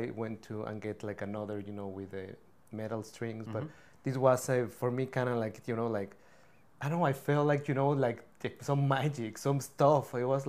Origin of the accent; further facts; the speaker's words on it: Mexico City, Mexico; now in Vancouver, Canada; I grew up in Mexico City